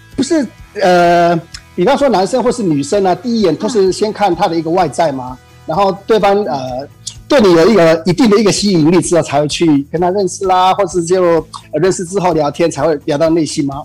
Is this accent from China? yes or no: no; Taichung, Taiwan; 我们台中这边，呃，最有名的一个，呃，夜市大概就是一中三圈